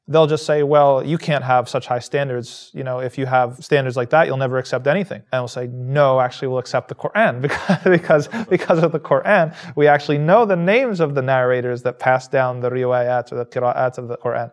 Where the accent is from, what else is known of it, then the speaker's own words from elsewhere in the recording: New Jersey, United States; also born or lived in Medina, Saudi Arabia; now in Utica, United States; I'm from New Jersey in the United States of America